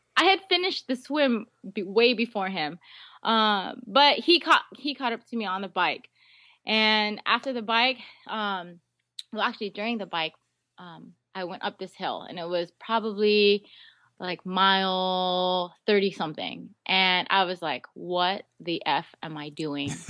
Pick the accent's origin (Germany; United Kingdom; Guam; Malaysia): Guam; moved away; also born or lived in Seattle; I was born and raised on Guam. I lived, um, in um, Seattle for a few years, really, really young, but most of my life was on Guam